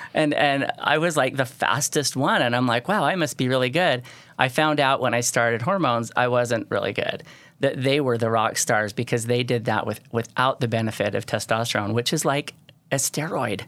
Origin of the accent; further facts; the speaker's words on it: St. George, Utah, United States; I was from Saint George